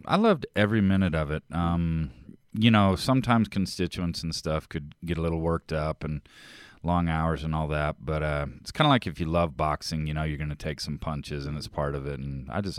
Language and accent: English; Texas, United States; also born or lived in Massachusetts; now in Utah, United States; I'm from Texas. Went to school in Massachusetts, a small liberal arts college, Williams College